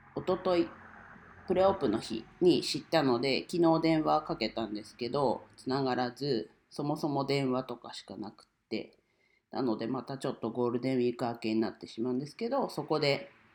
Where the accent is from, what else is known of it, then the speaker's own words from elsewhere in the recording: Ninohe, Iwate, Japan; 地元岩手県二戸市